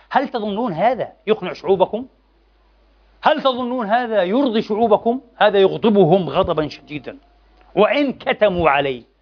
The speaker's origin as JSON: {"language": "Arabic", "country": "Palestine", "moved": "yes", "lives_now": "Vienna, Austria", "said": "نحن كفلسطينيين كعرب كمسلمين"}